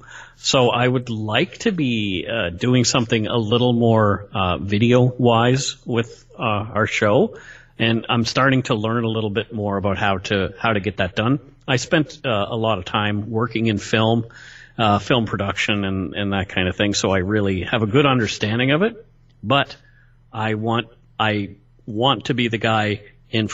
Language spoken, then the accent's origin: English; Canada; I'm a Canadian through and through.